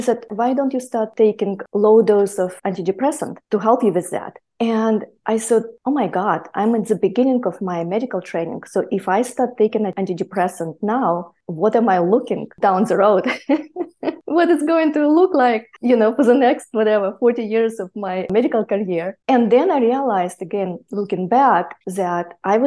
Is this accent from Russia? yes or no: yes; Siberia, Russia; moved away; also born or lived in near Mongolia; I was actually born near Mongolia, and I grew up in Siberia.